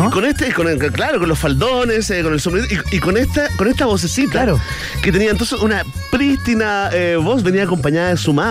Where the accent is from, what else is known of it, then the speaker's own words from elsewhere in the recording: Chile; somos chilenos y nos quejamos de todas las cosas posibles.